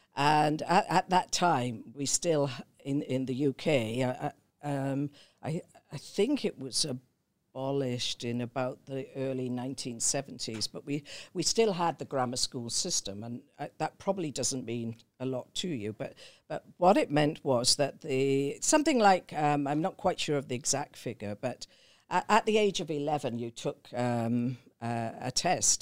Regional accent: Newbridge, Wales, United Kingdom; moved away; I was born in South Wales in a Welsh mining valley, uh, called Newbridge

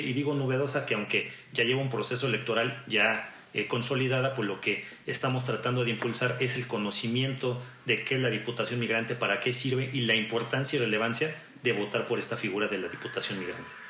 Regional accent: Mexico; como mexicanas o mexicanos tenemos

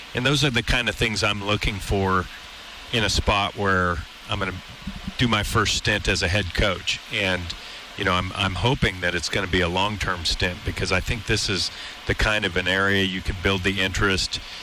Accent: California, United States; also born or lived in New Orleans / Washington State; now in Missoula, United States; I'm from California

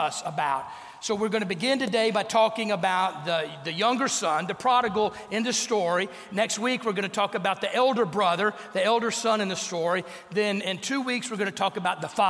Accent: North Louisiana, United States; growing up in North Louisiana

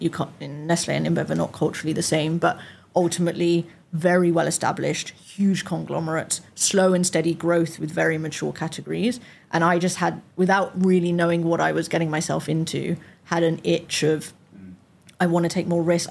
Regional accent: London, United Kingdom; also born or lived in Nottingham / York; as a Londoner that had went to uni in Nottingham

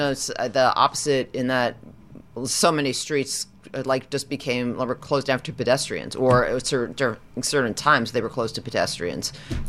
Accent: New York, United States; now in California, United States; I grew up in New York and there's no right on red. And then I moved to California

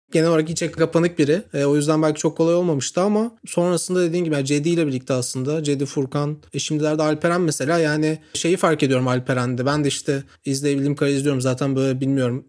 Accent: Çorlu, Tekirdağ, Turkey; bir kasabada büyüdüm işte Çorlu'da

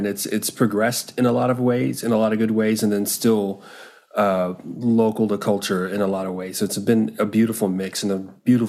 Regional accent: North Carolina, United States; North Carolina is actually my home state. I was a military brat. And so, you move around to a lot of places. My dad was in the Air Force. And the last stop he had was the middle of North Carolina.

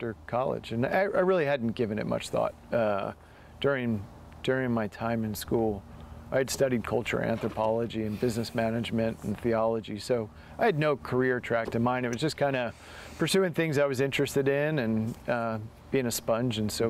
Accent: United States; also born or lived in Delaware / Maryland / upstate New York / Dundee, Oregon; now in Oregon, United States; I grew up on the East Coast in Delaware and Maryland

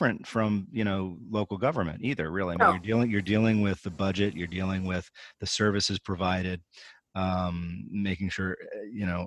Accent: Bernardsville, New Jersey, United States; moved away; my hometown where I grew up

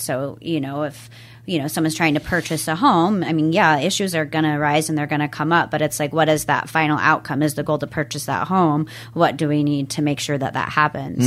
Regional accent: Everett, Bothell, Mill Creek areas, Washington, United States; I was born in Washington State. I've lived here my entire life

